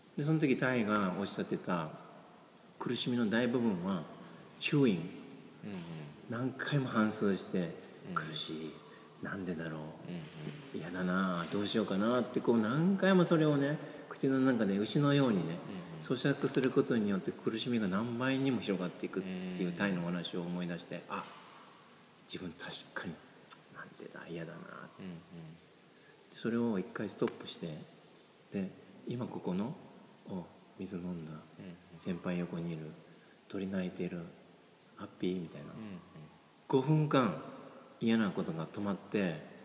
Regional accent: Osaka, Japan; 私は小学校時代はね、大阪で育って

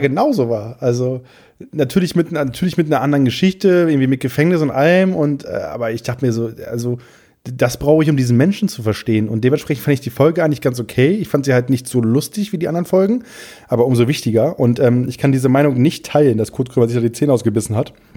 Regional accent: Friesland, Lower Saxony, Germany; also born or lived in Wiesmoor; ich komme aus Friesland, aus dem kleinsten Dorf

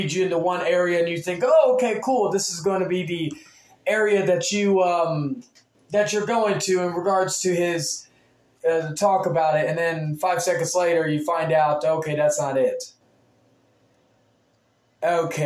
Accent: Texas, United States; being from Texas

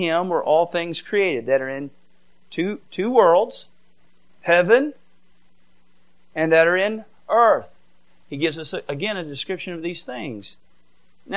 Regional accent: Georgia, United States; now in Michigan, United States; I did go to a public school and I grew up in Georgia

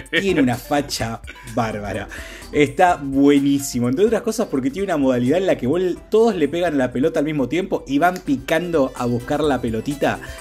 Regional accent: Casilda, Santa Fe, Argentina; now in Rosario, Argentina; nací en Casilda, vivo en Rosario

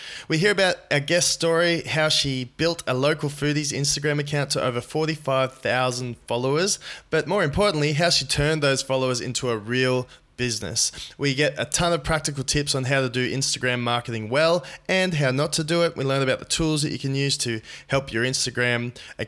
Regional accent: Newcastle, New South Wales, Australia; a social media agency in my hometown of Newcastle, New South Wales, Australia

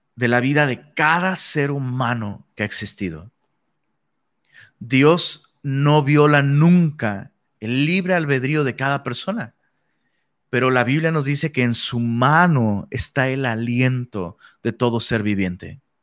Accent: Mexico; Somos mexicanos.

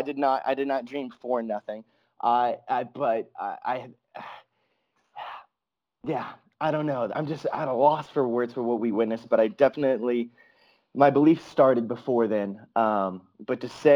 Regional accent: United States; as an American

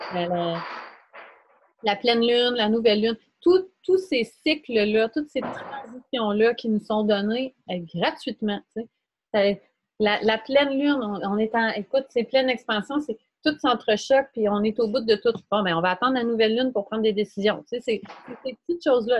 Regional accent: Quebec, Canada; dans mon patelin, là où j'étais née

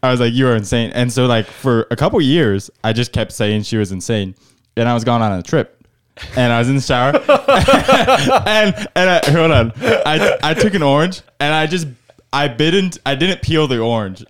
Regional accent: Indiana, United States; moved away; I'm from Indiana originally

